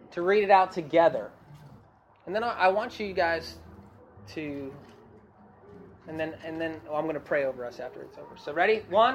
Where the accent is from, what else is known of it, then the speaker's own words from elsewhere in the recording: New Jersey, United States; I'm from Jersey.